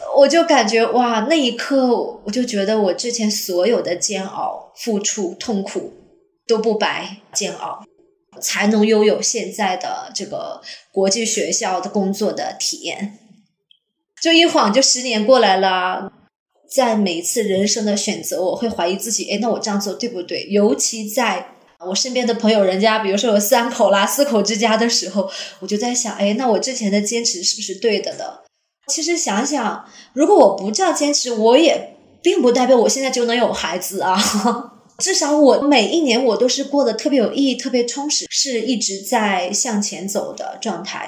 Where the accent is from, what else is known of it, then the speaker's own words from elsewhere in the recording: Jilin, China; moved away as an adult; now in Singapore; 我是八零后。目前我的职业是一位教师，我的老家是来自吉林东北。我现在身处新加坡，我来新加坡十三年了